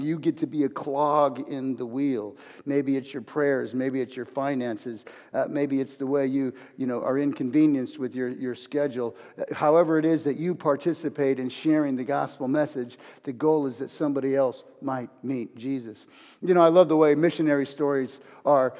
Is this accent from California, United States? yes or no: yes; Los Angeles, California, United States; I'm a fighter from Los Angeles